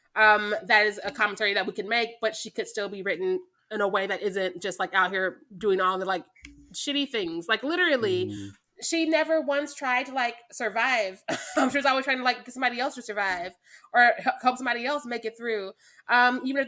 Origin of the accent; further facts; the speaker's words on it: Missouri, United States; I am from Missouri